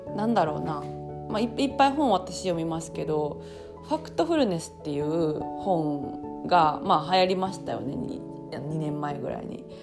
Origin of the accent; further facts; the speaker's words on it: Osaka, Japan; 私、えっと、大阪出身